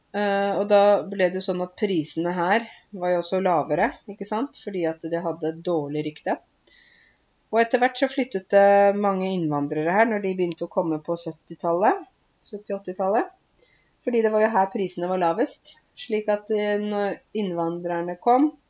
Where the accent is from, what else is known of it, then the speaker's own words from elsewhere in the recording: Åmot, Buskerud, Norway; moved away as an adult; also born or lived in Vancouver, Canada / Groruddalen, Oslo; now in Oslo, Norway; Jeg kommer fra Åmot i Buskerud.